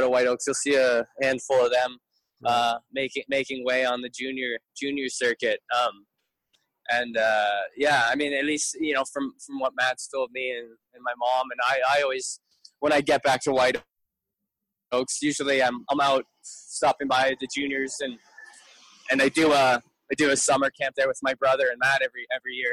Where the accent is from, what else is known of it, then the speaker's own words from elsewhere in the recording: St. Catharines, Ontario, Canada; now in Toronto, Canada; I'm a St. Catharines Niagara boy. I'm not a Toronto boy. Whenever people ask, I say, oh, I'm from Toronto, but I live in Toronto, but I'm from St. Catharines.